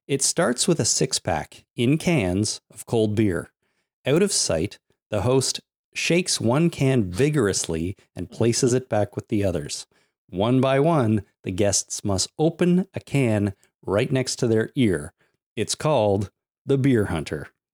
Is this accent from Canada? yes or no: yes; Canada